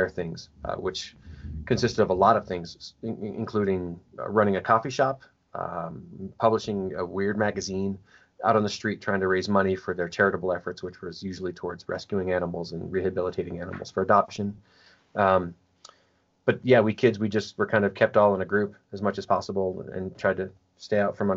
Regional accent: Chicago, Illinois, United States; I was born in Chicago, and was my mother's third son

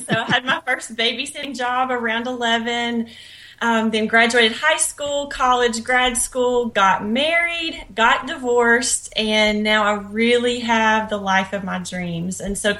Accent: Northwest Louisiana, United States; now in Texas, United States; I was born and raised in Northwest Louisiana, just really small town USA.

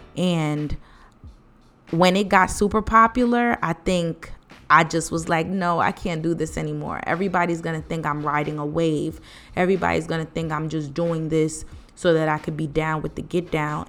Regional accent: East Orange, New Jersey, United States; also born or lived in Piscataway, New Jersey; I'm from East Orange, New Jersey

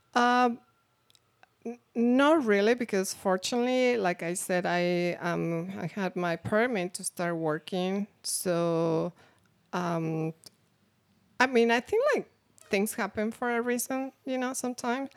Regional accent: Mexico; English is a second language; moved away as an adult; now in United States; I'm coming from Mexico. I already have my degree.

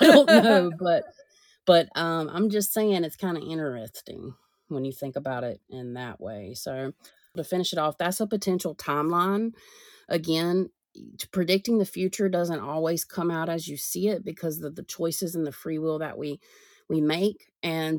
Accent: United States; us Americans

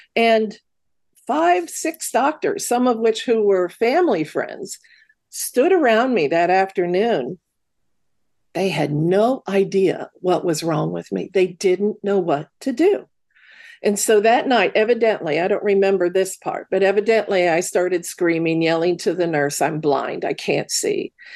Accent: Midwest, United States; grew up in the Midwest.

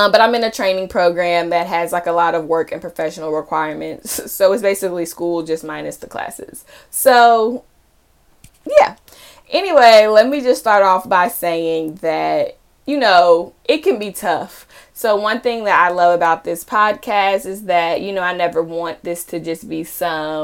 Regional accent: Charlotte, North Carolina, United States; moved away as an adult; now in Connecticut, United States; I am originally from Charlotte, North Carolina, and I went to undergrad and grad school in the Carolinas

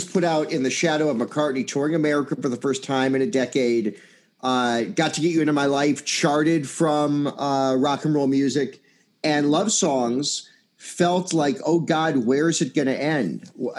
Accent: Chicago, Illinois, United States; I'm a Chicagoan

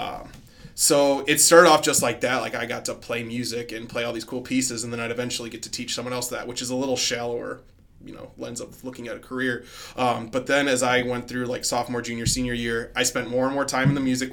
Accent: Lombard, Illinois, United States; moved away; back in the suburbs of Illinois. I'm from Lombard, which is about half hour northwest of Chicago

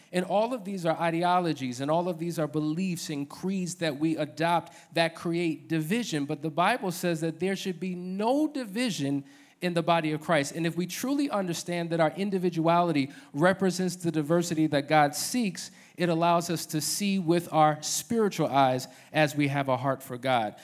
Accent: New Jersey, United States; moved away as an adult; now in Atlanta, United States; born and raised in New Jersey

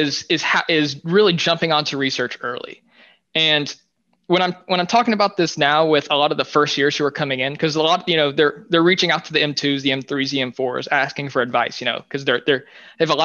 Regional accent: Louisiana, United States; moved away as an adult; now in New York City, United States; I spent my first semester in Louisiana in my hometown

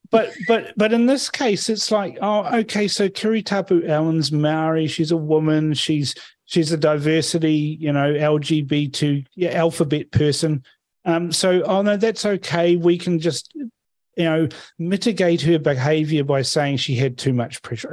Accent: Fiji; now in New Zealand; I'm from Fiji. I was born there

